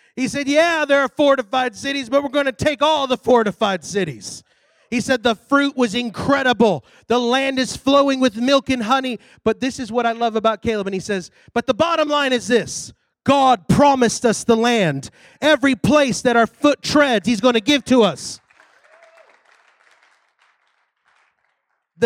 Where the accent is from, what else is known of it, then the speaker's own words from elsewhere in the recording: Texas, United States; I'm from Texas.